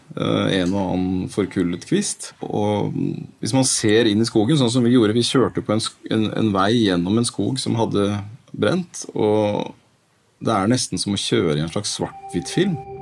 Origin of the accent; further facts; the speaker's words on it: Norway; som nordmann